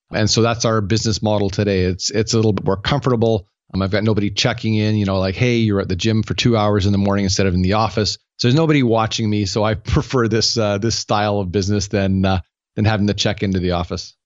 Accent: Canada; I'm Canadian

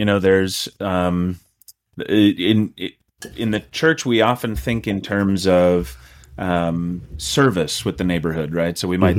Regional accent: Rosemount, Minnesota, United States; I grew up in Rosemount, Minnesota, so just south of the Twin Cities here, but most of my family's from northern Minnesota.

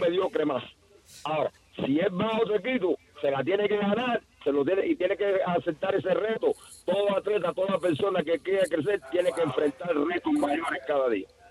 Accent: Cuba; yo soy cubano

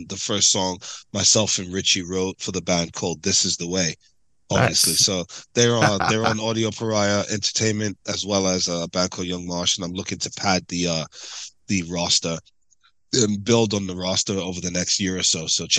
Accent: Jamaica; You know, my folks are Jamaican. I'm Jamaican.

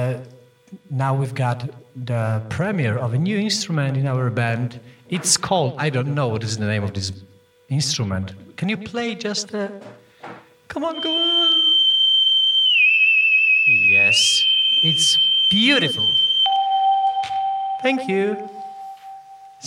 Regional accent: Gdańsk, Pomeranian Voivodeship, Poland; We are … from Gdańsk, Poland.

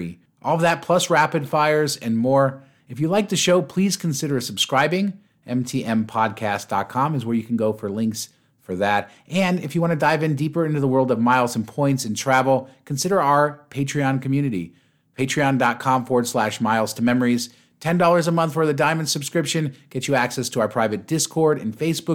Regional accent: Las Vegas, Nevada, United States; I'm from Vegas

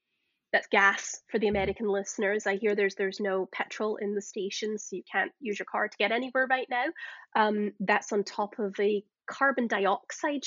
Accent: Glasgow, Scotland, United Kingdom; moved away; if you can't tell from my accent, I'm Scottish originally. I came from Glasgow

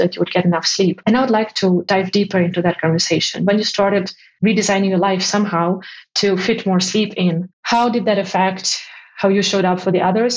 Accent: Ukraine; moved away; my home country.

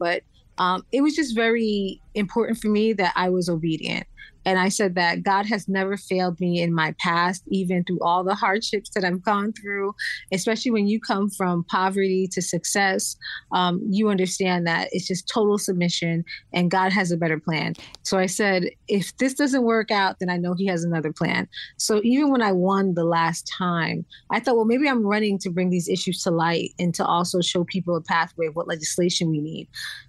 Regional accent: Florida, United States; also born or lived in Brooklyn, New York; I was born in New York, born in Brooklyn, then moved to Florida and lived in Florida.

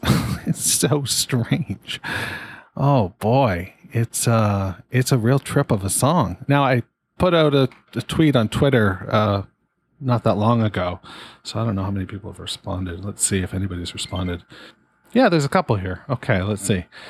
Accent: Canada; being a Canadian

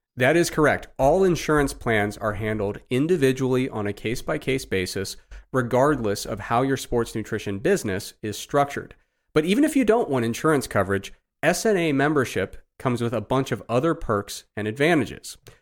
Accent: Ohio, United States; my experience growing up in Ohio

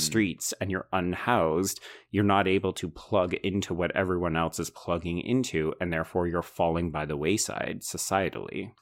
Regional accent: Canada; growing up Canadian

